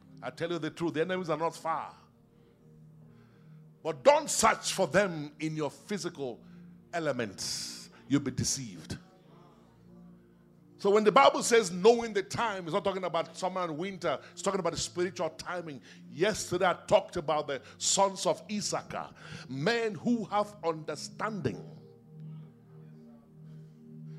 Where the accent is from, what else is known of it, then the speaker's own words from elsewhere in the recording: Nigeria; I grew up in Nigeria